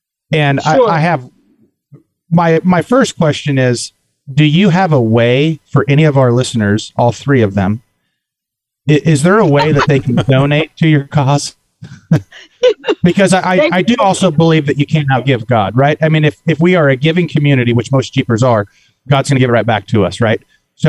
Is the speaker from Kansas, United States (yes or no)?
yes; Kansas, United States; I'm from, I'm actually from the Fort Riley area here in the wonderful state of Kansas.